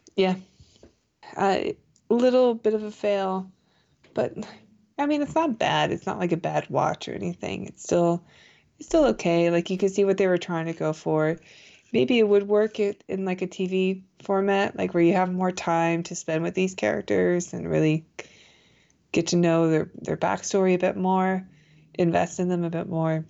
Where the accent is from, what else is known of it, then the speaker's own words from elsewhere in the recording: United States; being an American